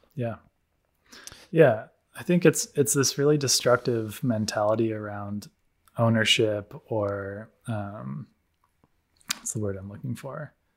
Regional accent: United States; moved away; growing up in the States

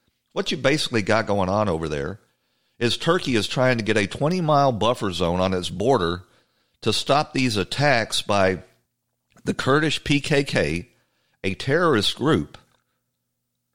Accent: the South, United States; I'm a Southerner

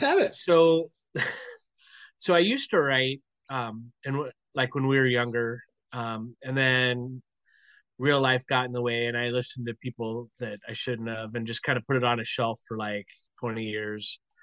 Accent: Portland, United States; moved away; I grew up in Portland. Um, even though I'm out here now

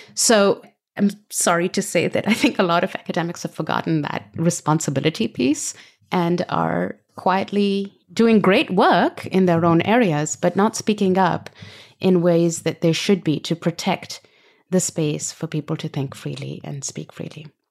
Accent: Pakistan; moved away as an adult; also born or lived in Britain; now in United States; I grew up in Pakistan under a whole series of military dictatorships

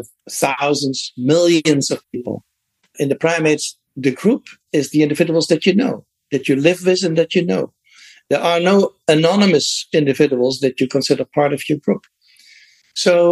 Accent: Netherlands; moved away; I grew up in the Netherlands

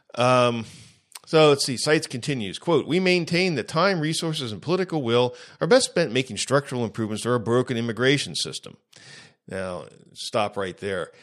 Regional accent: United States; I'm an American citizen

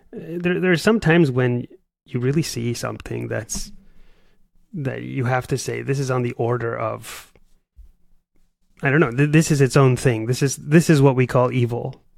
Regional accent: Paraguay; now in United States; I'm from Paraguay, South America

